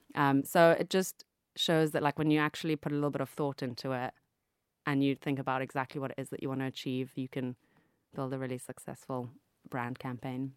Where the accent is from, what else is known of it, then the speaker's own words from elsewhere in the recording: Zambia; moved away; also born or lived in Cape Town, South Africa / United Kingdom; I grew up in Zambia, obviously, and went to school in Cape Town